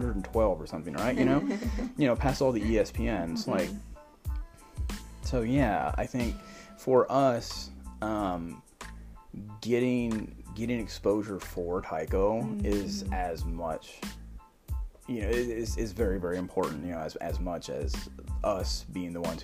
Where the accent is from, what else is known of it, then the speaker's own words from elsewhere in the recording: San Antonio, Texas, United States; now in Dallas-Fort Worth, United States; I'm from San Antonio